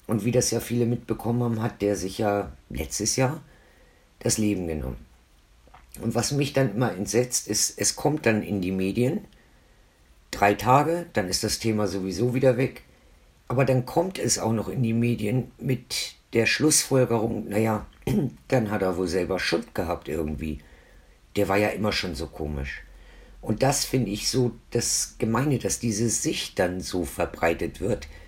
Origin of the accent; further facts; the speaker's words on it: Hamburg area, Germany; born there; now in Franconia, Germany; ich bin ja ursprünglich auch aus dem Norden. Also ich bin ursprünglich geboren in der Nähe von Hamburg, wohne aber jetzt schon seit 1979 hier im schönen Franken.